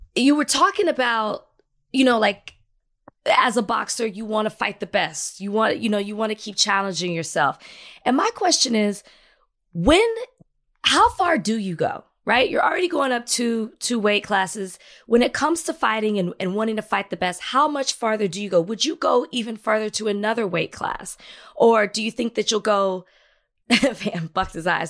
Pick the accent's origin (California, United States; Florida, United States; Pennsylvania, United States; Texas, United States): Texas, United States; Dallas; I'm from Dallas. I'm from Oak Cliff